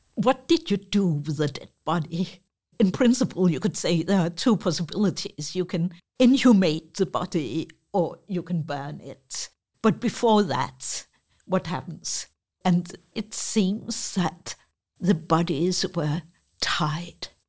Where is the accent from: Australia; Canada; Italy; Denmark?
Denmark; Copenhagen, Capital Region of Denmark; I'm from Copenhagen